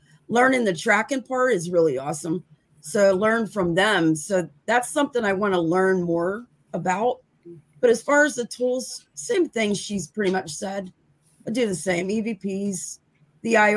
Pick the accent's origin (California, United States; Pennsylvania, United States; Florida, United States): Pennsylvania, United States; Chestnut Ridge, Western; I'm from Western PA. So okay. Where I grew up was the Chestnut Ridge.